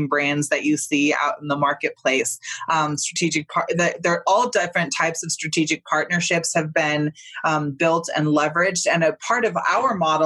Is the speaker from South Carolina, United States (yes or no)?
no; Northern California, United States; I grew up in Northern California